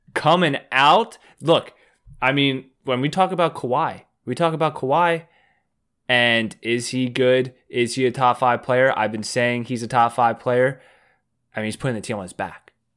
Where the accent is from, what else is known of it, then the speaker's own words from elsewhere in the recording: Baltimore, Maryland, United States; I'm from Baltimore